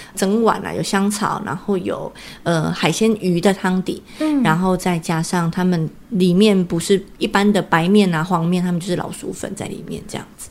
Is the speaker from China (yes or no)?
no; Taiwan; 我们台湾人